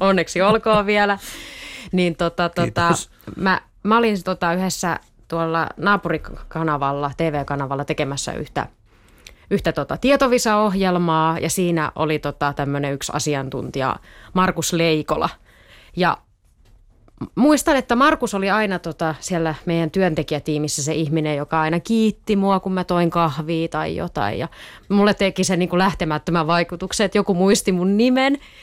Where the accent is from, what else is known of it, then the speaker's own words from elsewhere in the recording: Eastern Finland, Finland; now in Tampere, Finland; mä oon siis kotosin tai asunut lapsuuteni niin kuin Itä-Suomessa